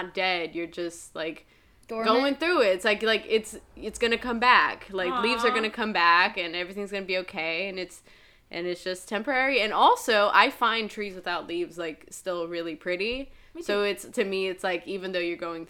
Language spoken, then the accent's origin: English; Brazil; moved away; I'm from Brazil, and so holidays are in the summer, like Christmas and stuff